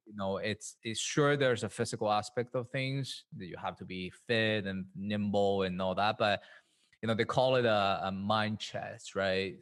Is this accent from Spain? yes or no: yes; Madrid, Community of Madrid, Spain; moved away as an adult; also born or lived in Shanghai, China; now in New York, United States; was born in, in Shanghai, China. Um, and then we moved to Madrid, Spain when I was pretty young, yeah, um, about eight years old